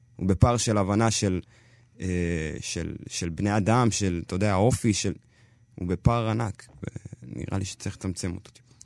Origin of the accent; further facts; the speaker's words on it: Israel; אני ממש אתיופי, זה כן, אני לא יכול, אי אפשר לקחת את זה ממני. אבל אני ישראלי לכל דבר